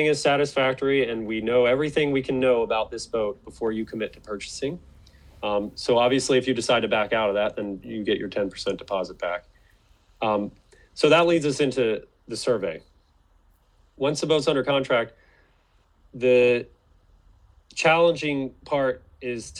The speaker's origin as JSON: {"language": "English", "region": "North Carolina", "country": "United States", "said": "my home state of North Carolina"}